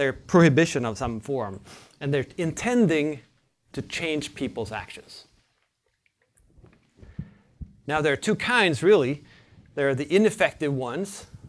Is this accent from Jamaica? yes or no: no; Sweden; I'm from Sweden, a cold country.